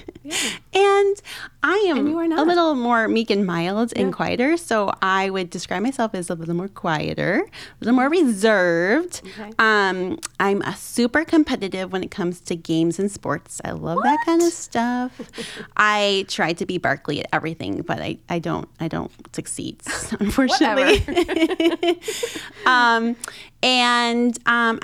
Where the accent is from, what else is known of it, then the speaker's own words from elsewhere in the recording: 45 minutes north of Chicago, Illinois, United States; I grew up in the Midwest in Illinois